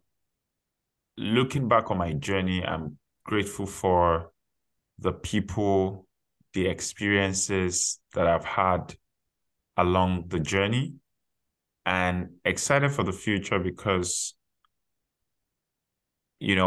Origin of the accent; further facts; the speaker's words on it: Nigeria; moved away as an adult; now in Canada; I already had my undergraduate degree from my home country, Nigeria, before relocating to Canada.